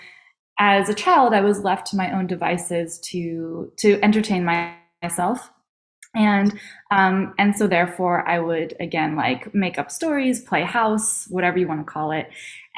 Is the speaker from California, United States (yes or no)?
no; New York, United States; I'm from New York